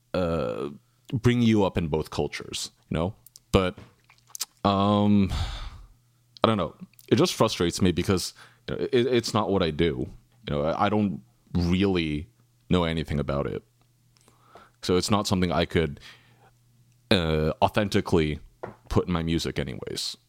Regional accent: California, United States; I grew up in America. Uh, I, I've lived in California my whole life

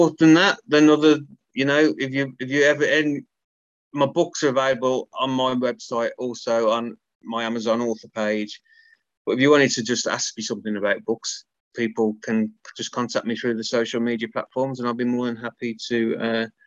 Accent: Birmingham, West Midlands, United Kingdom; So although I'm from Birmingham, just up the road is Wolverhampton

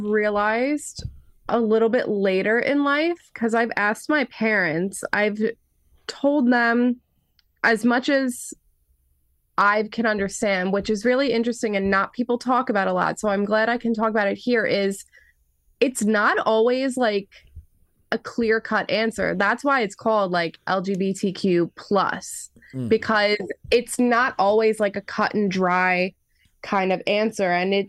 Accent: New York, United States; I grew up an only child, and I grew up on Long Island

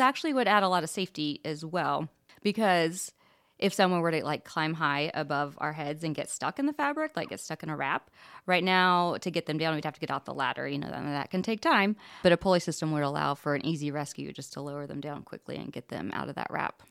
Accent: Anderson, Indiana, United States; I live in Anderson. I grew up in Anderson

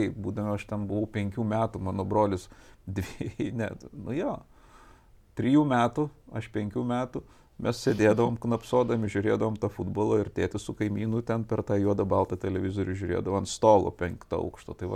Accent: Vilnius, Vilnius County, Lithuania; also born or lived in Kaunas; Aš pats, aš techniškai net kaunietis, aš gimiau Kaune, paskui po kelių savaičių, man, nes jie mokėsi ir gyveno Vilniuje, per, persikėliau į Vilnių.

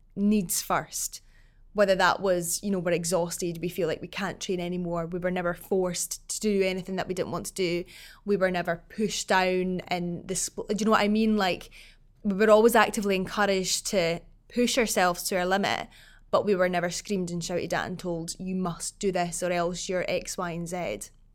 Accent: Falkirk, Scotland, United Kingdom; growing up in Falkirk

